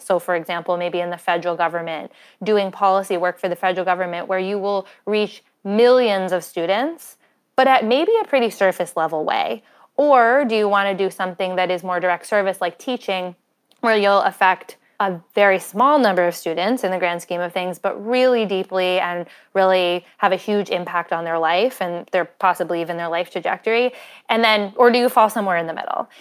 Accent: Windham, New Hampshire, United States; I grew up in Wyndham, New Hampshire, which is in southern New Hampshire

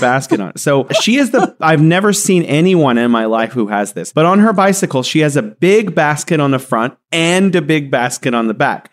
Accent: San Joaquin Valley, California, United States; moved away as an adult; also born or lived in Beijing, China; now in Wuhan, China; I grew up in the Central Valley of California called the San Joaquin Valley

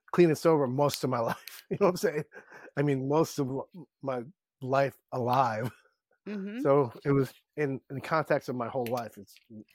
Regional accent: Philippines; And I'm Filipino. In Tagalog, Kabigan means friends.

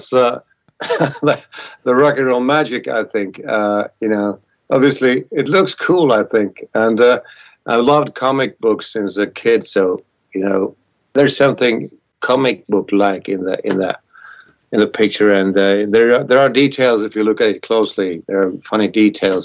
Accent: Vienna, Austria; I was born in Vienna, a big city in Austria.

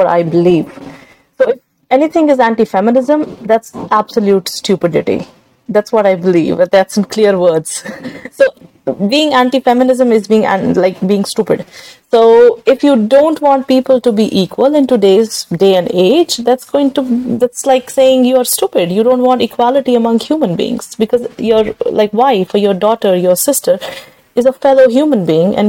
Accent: Srinagar, Jammu and Kashmir, India; now in San Francisco, United States; I'm from Srinagar, Kashmir.

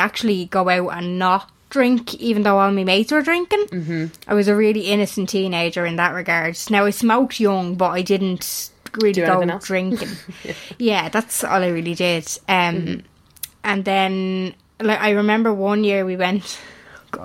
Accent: Ireland

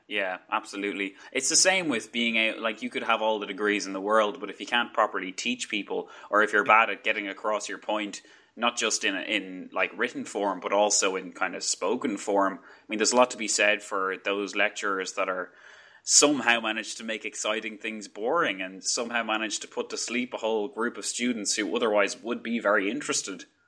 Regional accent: Ireland; accent: Irish; my very strong Irish accent

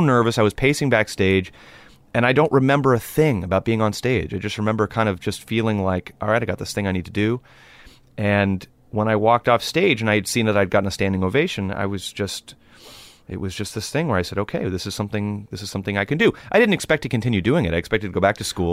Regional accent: Los Angeles, California, United States; growing up in Los Angeles, it's, it's a, it's a cultural melting pot

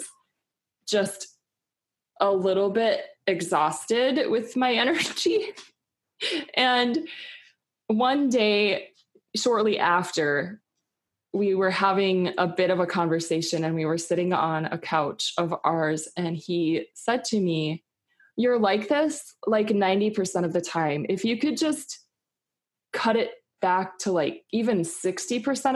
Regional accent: Minnesota, United States; I grew up in the Midwest in Minnesota

